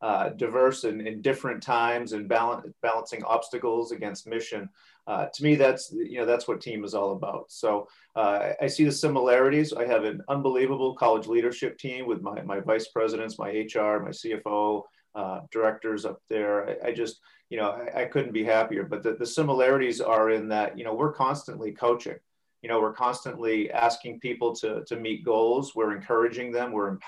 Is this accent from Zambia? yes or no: no; Franklin, New Hampshire, United States; also born or lived in Boston, Massachusetts; I'm a New Hampshire guy through and through, born and raised in Franklin, New Hampshire